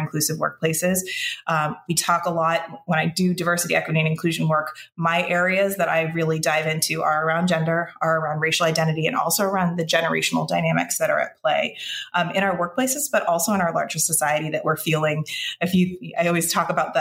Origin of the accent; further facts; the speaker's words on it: Connecticut, United States; now in Boston area, United States; I'm originally from Connecticut